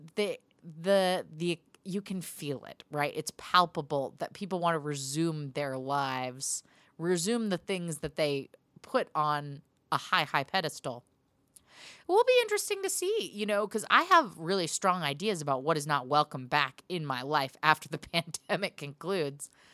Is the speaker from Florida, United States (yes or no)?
no; Portland, Oregon, United States; now in Glendale, United States; my hometown